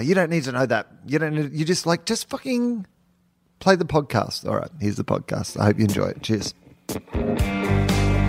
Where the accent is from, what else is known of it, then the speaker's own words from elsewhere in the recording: Denison, Victoria, Australia; I'm from Denison